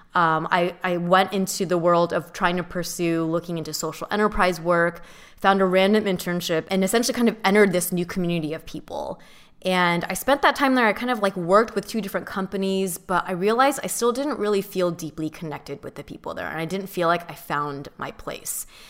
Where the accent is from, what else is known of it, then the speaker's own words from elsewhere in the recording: Southern California, United States; also born or lived in San Diego / San Francisco / New York / Mission Viejo; I grew up in Southern California